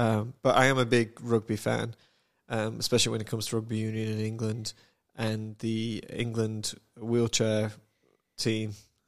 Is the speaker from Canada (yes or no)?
no; Samoa; "Oh yeah, I'm from Samoa,"